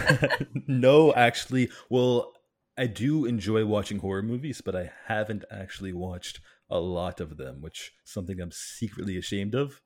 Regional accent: Canada; cuz I'm from Canada

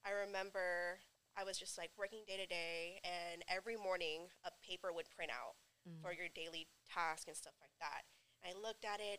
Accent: Stockton, California, United States; also born or lived in Long Beach, California; when I was about like 4 or 5, they moved back to Stockton to be with my mom's side of the family. And ever since then, I've lived in Stockton

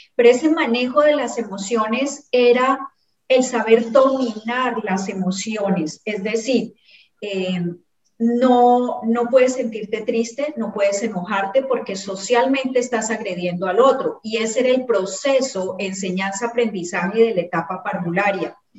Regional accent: Cali, Valle del Cauca, Colombia; moved away as an adult; now in Ecuador; mía como caleña

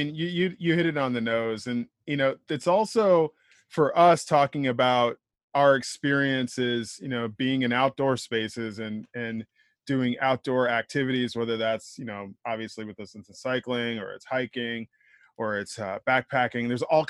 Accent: Midwest, United States; also born or lived in Ohio / East Coast; So I grew up kind of all over. You know, I was born in Ohio, mostly raised in the Midwest, did some time here on the East Coast. Family moved around a lot.

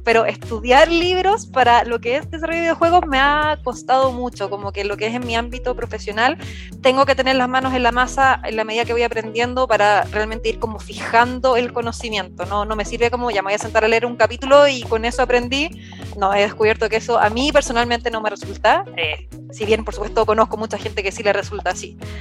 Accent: Viña del Mar, Valparaíso, Chile; moved away as an adult; now in Santiago, Chile; Yo actualmente vivo en Santiago de Chile, originalmente soy de Viña del Mar, de la costa en Chile

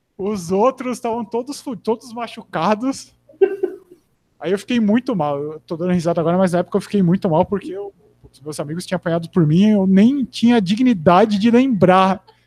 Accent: Americana, São Paulo, Brazil; moved away as an adult; eu nasci e morei em Americana até 20, 20 ou 22

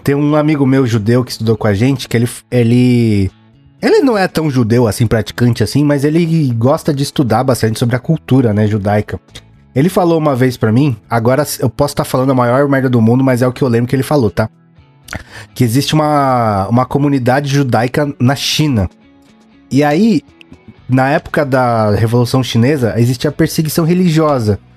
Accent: Paulista, São Paulo, Brazil; a gente é paulista mesmo

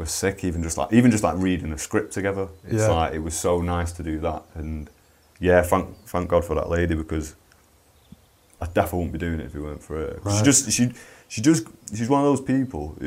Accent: Manchester, North West England, United Kingdom; I grew up in Burnage

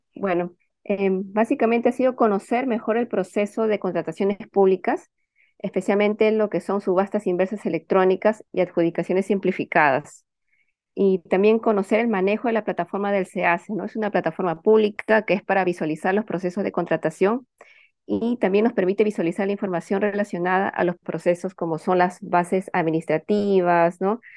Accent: Peru; nosotros como ciudadanos peruanos

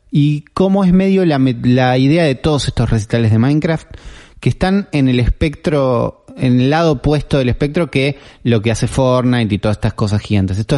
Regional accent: Argentina; Nosotros hacemos uno antes que estos dos que vos nombraste y somos de acá, de Argentina, ¿no?

